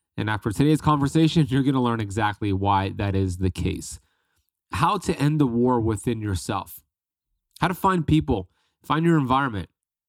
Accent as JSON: {"language": "English", "town": "Miami", "region": "Florida", "country": "United States", "said": "It was like 13 degrees Fahrenheit, and I'm from Miami."}